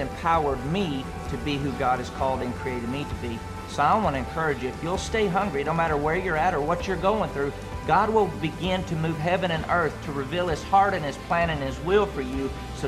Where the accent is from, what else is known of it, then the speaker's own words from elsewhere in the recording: Andrews, Texas, United States; This is my partner story. I grew up in Andrews, Texas in a great family